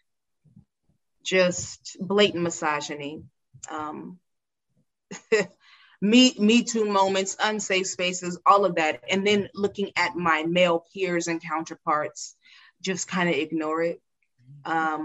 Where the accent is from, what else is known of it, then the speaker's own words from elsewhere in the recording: California, United States; a young Black girl growing up in California.